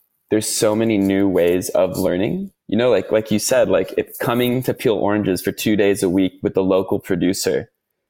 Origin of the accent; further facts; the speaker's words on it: United States; accent: American; moved away as an adult; now in Australia; my American accent, I'm not from Australia